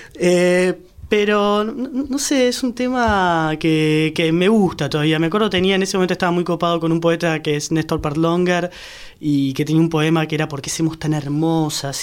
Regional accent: San Isidro, Buenos Aires Province, Argentina; yo soy de San Isidro

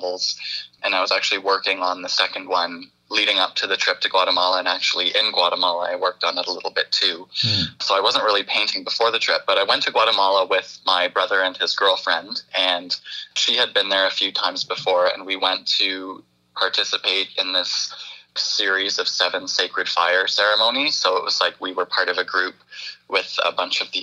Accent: Brampton, Ontario, Canada; now in Orangeville, Canada; I grew up in Brampton

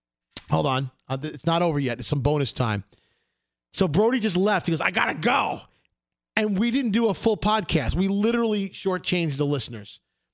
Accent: New York City, New York, United States; We grew up together in Brooklyn.

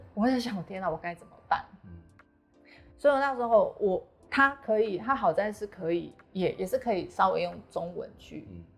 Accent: Taiwan; 我身为台湾人

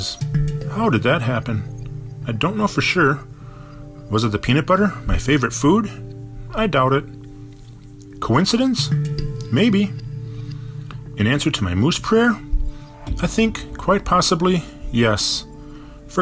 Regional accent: Bloomington, Minnesota, United States; now in Minneapolis, United States; I lived with a moose all throughout my childhood, growing up in Bloomington, Minnesota.

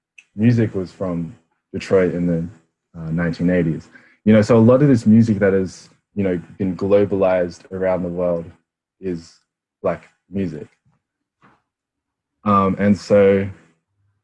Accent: Canberra, Australian Capital Territory, Australia; being a Filipino Australian, I grew up in Canberra

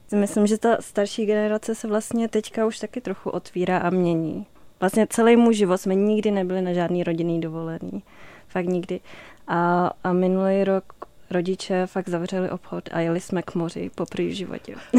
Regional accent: Aš, Karlovy Vary Region, Czechia; já jsem vyrostla v Aši

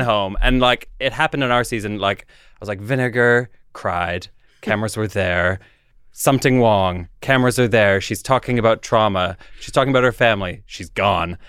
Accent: Canada; moved away as an adult; now in London, United Kingdom; I grew up in Canada. I moved when I was, uh, in my twenties to London.

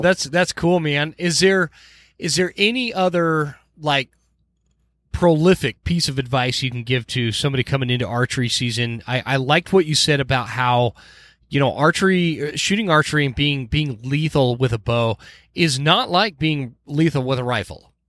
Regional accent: Utah, United States; now in Idaho Falls, United States; I am from Utah. I'm born and raised in Utah

